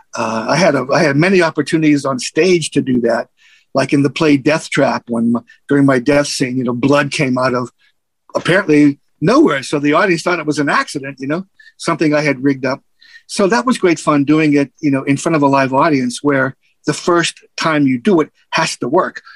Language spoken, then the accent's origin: English; United States; I grew up in Little Italy.